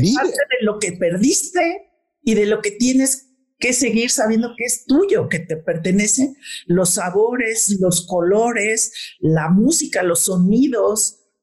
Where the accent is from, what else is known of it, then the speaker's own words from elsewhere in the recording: Mexico; somos mexicanos